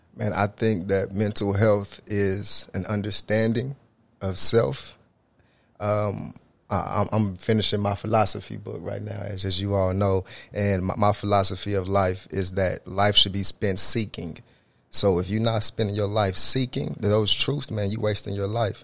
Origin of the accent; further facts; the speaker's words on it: Tulsa, Oklahoma, United States; I'm originally from Tulsa, Oklahoma, north side of Tulsa